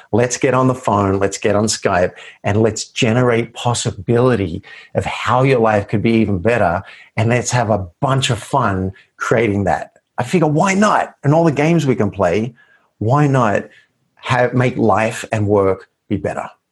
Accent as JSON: {"language": "English", "country": "Australia", "tie": "born or raised there", "said": "I grew up in Australia"}